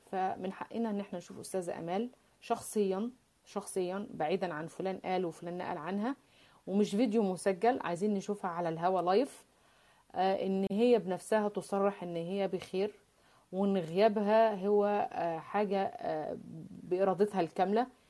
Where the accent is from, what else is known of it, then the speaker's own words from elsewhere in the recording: Mansoura, Dakahlia, Egypt; now in France; أنا من ريف المصري يعني، أنا من المنصورة